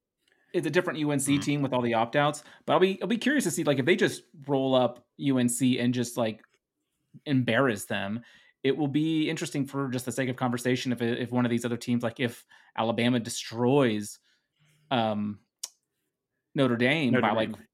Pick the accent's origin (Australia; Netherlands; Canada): Netherlands; English is a second language; Please remember, everyone, that English is my second language. I am from the Netherlands, so that's always my excuse.